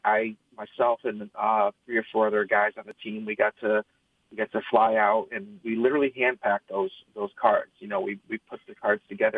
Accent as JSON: {"language": "English", "town": "East Lansing", "region": "Michigan", "country": "United States", "tie": "born or raised there", "said": "I was born and raised in East Lansing, uh, literally like a mile from campus"}